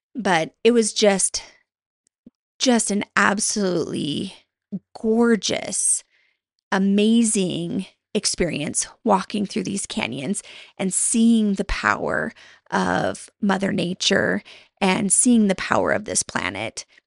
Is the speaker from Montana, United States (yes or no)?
yes; Montana, United States; moved away; my husband and I moved back to my home state of Montana